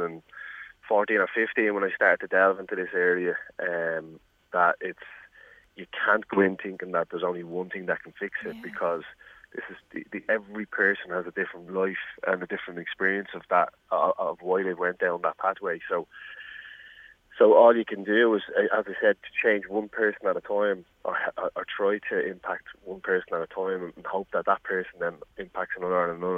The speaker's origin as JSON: {"language": "English", "town": "Dublin", "region": "Leinster", "country": "Ireland", "said": "I'm from Ballymun, I can say it's the impoverished community"}